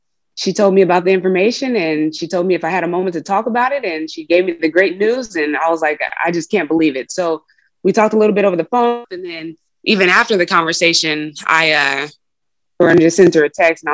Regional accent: Oakland, California, United States; moved away as an adult; also born or lived in Reno, Nevada; I was that kid from Oakland and this was my first opportunity and my ticket to get out of there

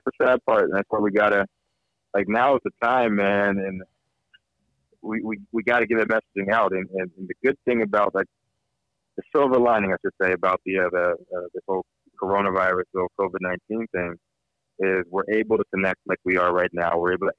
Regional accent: East Coast, United States; now in California, United States; I'm a hustler. I'm from the East Coast. Me and my East Coast guys.

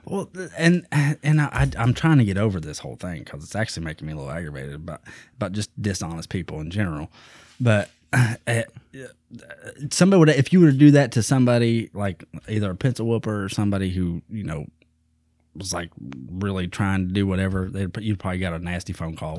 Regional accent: Eastern Kentucky, United States; I come from Eastern Kentucky

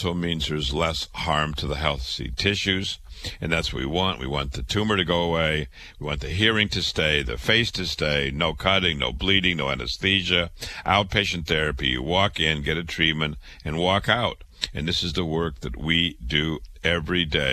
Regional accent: Waterloo, Iowa, United States; I was born in Waterloo, Iowa, went to public school, went to university, went to medical school.

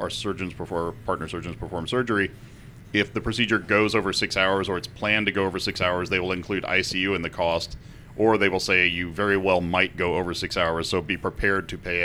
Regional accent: Texas, United States; I'm Texan.

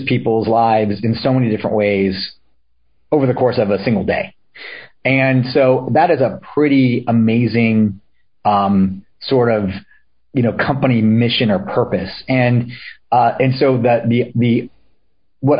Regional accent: Solana Beach, California, United States; also born or lived in San Diego, California / Chico, California; I grew up in Solana Beach, California, which was and still is a little beach community, just about 20 minutes north of downtown San Diego

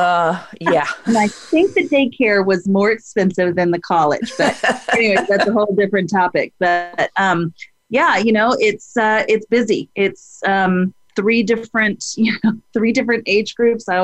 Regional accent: Dallas-Fort Worth area, Texas, United States; now in Austin, United States; I live in Austin, Texas. I was born in Texas, grew up in the Dallas-Fort Worth area

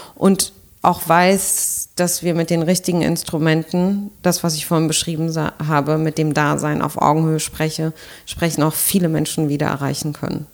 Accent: Berlin, Germany; ich bin Berlinerin

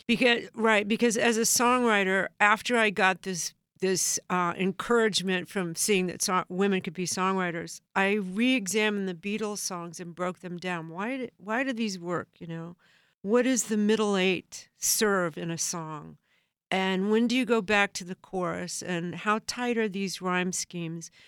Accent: Southern California, United States; I grew up in Southern California

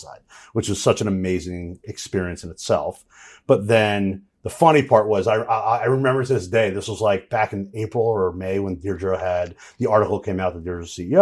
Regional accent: Jersey Shore, New Jersey, United States; I'm from Jersey Shore

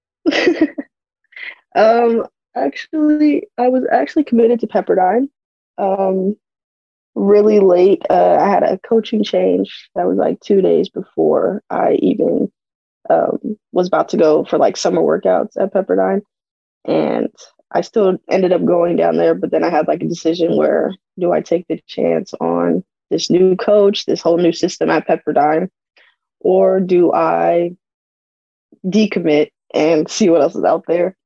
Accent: Arizona, United States; I'm from Arizona

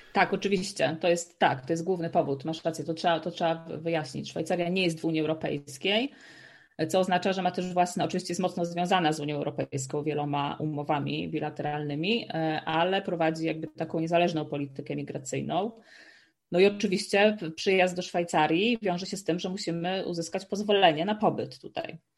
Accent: Słupsk, Pomeranian Voivodeship, Poland; moved away as an adult; also born or lived in Warsaw / Amsterdam / Maastricht; now in Switzerland; nie jestem z Warszawy, jestem ze Słupska

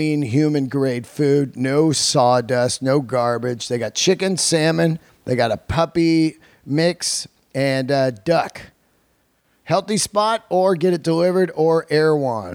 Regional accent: San Francisco, California, United States; moved away; San Francisco, my hometown

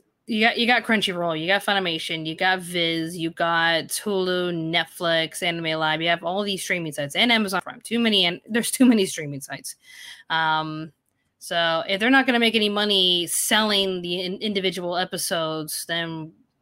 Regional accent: United States; moved away as an adult; now in Australia; I'm still American. And when I had a team, it was mostly Americans still living there, so. But I used to live in America. I moved to Australia to get married

